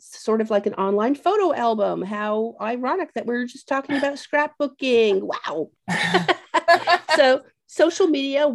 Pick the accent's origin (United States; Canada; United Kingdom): Canada; moved away; growing up in Canada